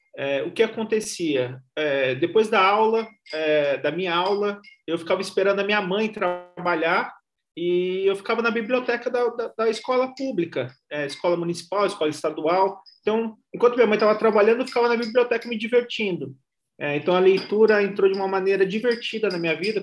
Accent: Ubatuba, São Paulo, Brazil; moved away as an adult; also born or lived in Mogi das Cruzes; now in São Paulo, Brazil; eu estudava no centro de Ubatuba, eu sou, eu sou de Ubatuba

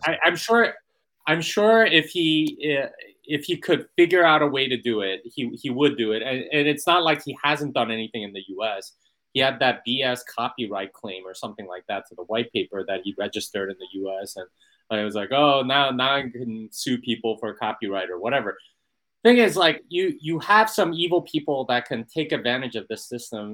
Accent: United States; as an American here in Italy

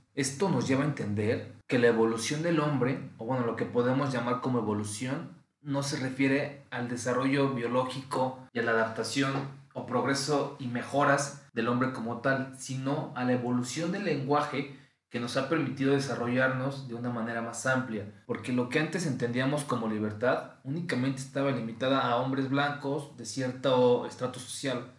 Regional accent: Mexico; yo como sé que vivo en México, pues bien, porque tengo un acta de nacimiento donde dice que yo nací en México.

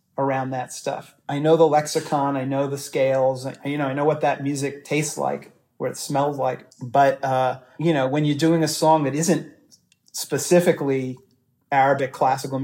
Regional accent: New York City, New York, United States; I was growing up in New York City

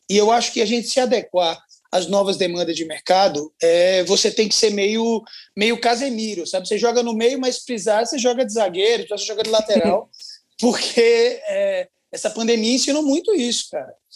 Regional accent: Maceió, Alagoas, Brazil; Eu sou de Alagoas, lá de Maceió

